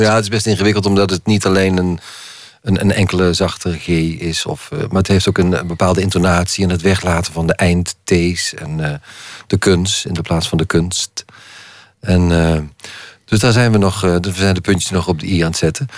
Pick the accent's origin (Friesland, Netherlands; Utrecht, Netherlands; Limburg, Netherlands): Limburg, Netherlands; accent: Limburgish dialect; mijn eigen dialect